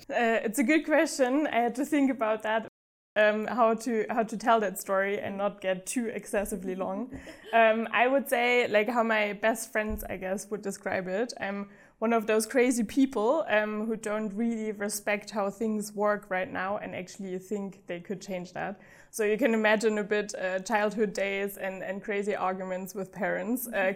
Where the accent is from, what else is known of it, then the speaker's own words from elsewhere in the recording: Black Forest, Baden-Württemberg, Germany; moved away as an adult; also born or lived in Uganda / Singapore / Amsterdam / Vietnam; especially if you grow up on the countryside. Um, I did in the Black Forest